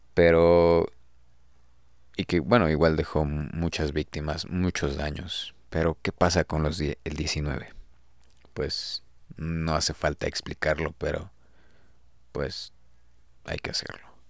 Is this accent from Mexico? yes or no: yes; Mexico City, Mexico; los que somos de aquí de la Ciudad de México zonas cercanas